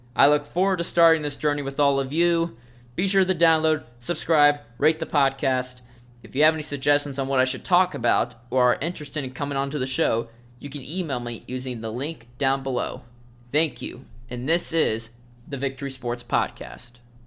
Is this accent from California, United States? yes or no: no; Nashville, Tennessee, United States; moved away as an adult; also born or lived in Ohio; I grew up in the Nashville area